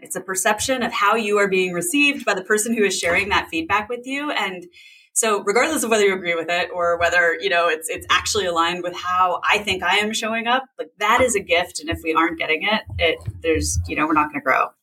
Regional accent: a town an hour south of San Francisco, West Coast, California, United States; I grew up on the West Coast uh, in in a town uh, an hour south of San Francisco

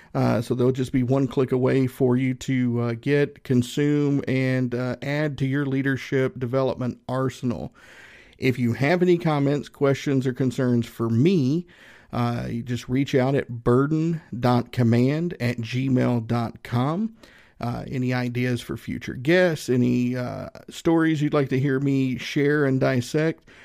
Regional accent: Northeast Tennessee, United States; I grew up in Northeast Tennessee, about, mm, maybe an hour and a half, two hours from Gatlinburg

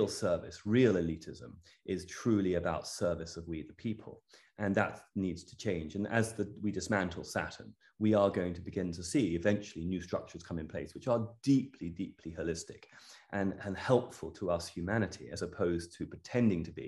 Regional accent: Cornwall, South West England, United Kingdom; also born or lived in London; I'm English. I grew up in the United Kingdom. I grew up in Cornwall and London. Home is Cornwall, and I love it.

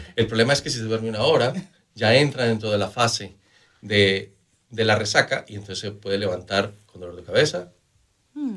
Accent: Manizales, Caldas, Colombia; yo vengo de Manizales, en Colombia, donde nosotros desayunamos con una taza de, de chocolate caliente

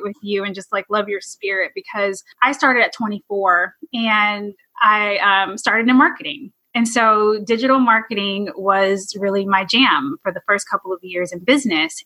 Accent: California, United States; originally I'm from California

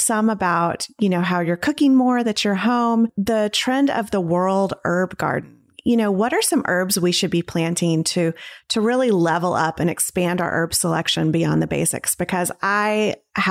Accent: the South, United States; also born or lived in Knoxville, Tennessee; I'm from the South

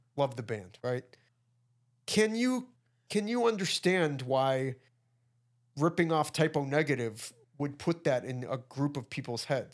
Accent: Midwest, United States; We're from, we're from the Midwest

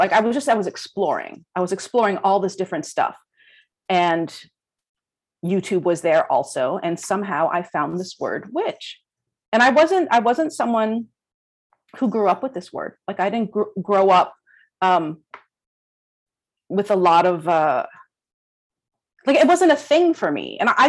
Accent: Florida, United States; moved away as an adult; now in Brooklyn, United States; I grew up in Florida, and I've been in Brooklyn for the last 20 years, except for a few years that I moved back to Florida.

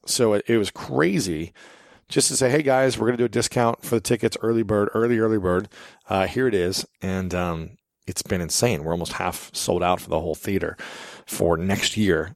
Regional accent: Columbus, Ohio, United States; Columbus, Ohio because that's my hometown. That's where I'm from

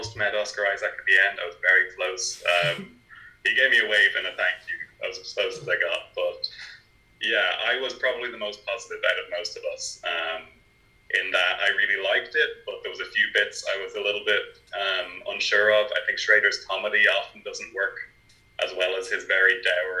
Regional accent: Navan, County Meath, Ireland; I'm from Navan, so I'm not far from where it was filmed.

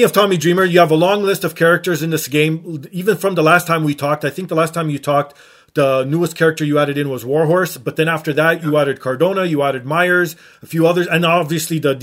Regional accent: Canada; as a Canadian

